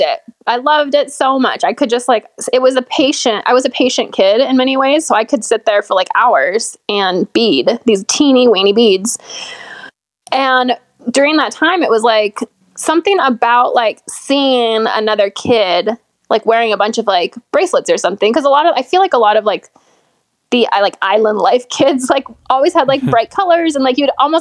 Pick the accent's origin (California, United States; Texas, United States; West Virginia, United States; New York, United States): California, United States; Orange County; moved away as an adult; I lived in Orange County